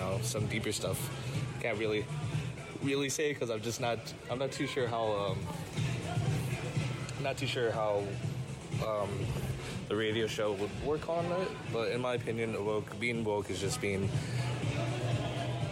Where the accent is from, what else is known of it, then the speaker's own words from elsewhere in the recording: San Jose, California, United States; I'm from San Jose, California